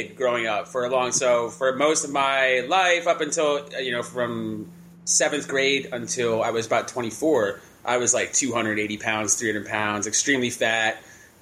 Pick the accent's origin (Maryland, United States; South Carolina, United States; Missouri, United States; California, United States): Maryland, United States; Baltimore County; I'm from Baltimore County and went to Maryland